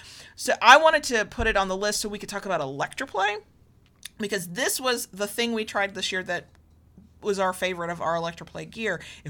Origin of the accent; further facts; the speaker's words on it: the South, United States; accent: slight Southern; my slight Southern accent